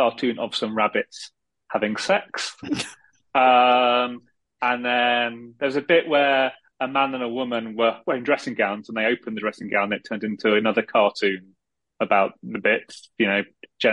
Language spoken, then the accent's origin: English; Midlands, United Kingdom; moved away as an adult; also born or lived in London; I grew up in the Midlands in the UK